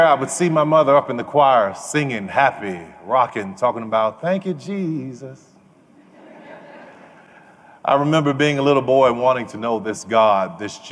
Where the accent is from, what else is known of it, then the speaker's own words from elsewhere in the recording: New Orleans, Louisiana, United States; I grew up in New Orleans